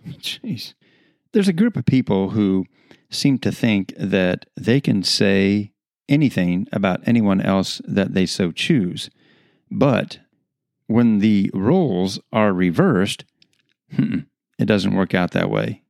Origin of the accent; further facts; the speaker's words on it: United States; being American citizens